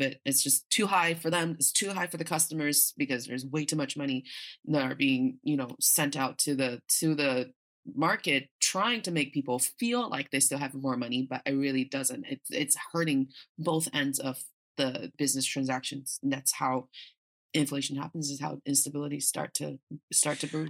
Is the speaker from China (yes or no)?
yes; Northeast China, China; also born or lived in United States; now in Beijing, China; growing up in China